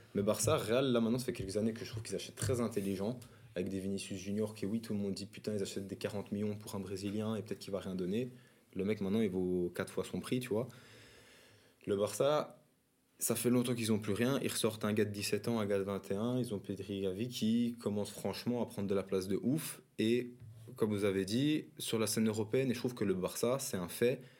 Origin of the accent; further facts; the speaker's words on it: Belgium; nous, comme en tant que Belges